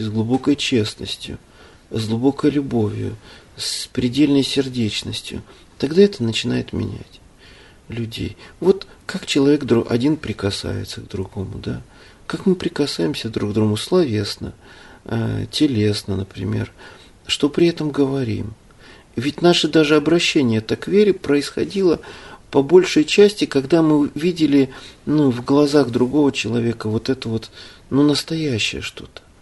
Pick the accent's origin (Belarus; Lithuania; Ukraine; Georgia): Ukraine; now in Russia; я родился на Украине, живу в России с 92 года